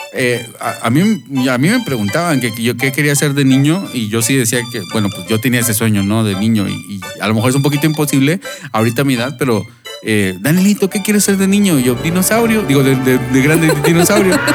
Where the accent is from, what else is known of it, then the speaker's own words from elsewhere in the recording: Monterrey, Nuevo León, Mexico; moved away as an adult; ¿de dónde les digo? Monterrey